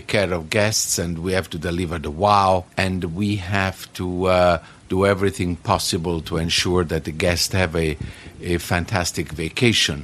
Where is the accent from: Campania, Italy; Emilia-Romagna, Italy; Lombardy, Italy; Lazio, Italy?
Campania, Italy; Naples; moved away; I'm from Naples in Italy, and I am a hotel director